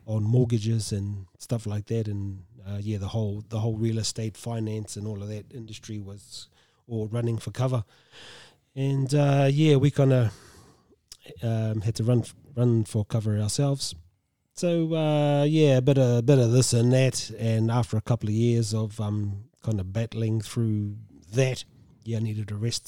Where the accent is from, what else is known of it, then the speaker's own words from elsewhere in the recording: Tolaga Bay, Gisborne, New Zealand; I grew up in Talaga Bay. and, uh, went to high school there